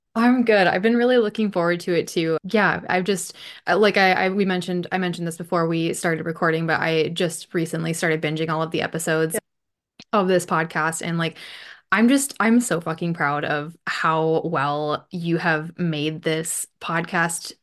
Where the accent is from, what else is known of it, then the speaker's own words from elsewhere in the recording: Bismarck, North Dakota, United States; moved away as an adult; now in United Kingdom; I grew up in North Dakota. I lived there for twenty-eight-ish, twenty-nine-ish years before moving here to the U K. And, yeah. My hometown is Bismarck, North Dakota